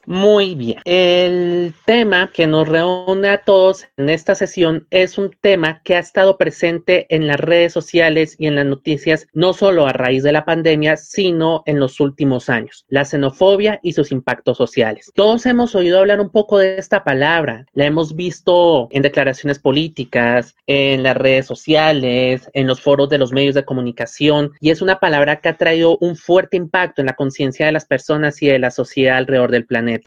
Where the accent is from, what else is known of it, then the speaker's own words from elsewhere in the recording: Colombia; los colombianos, porque ya no necesitamos la visa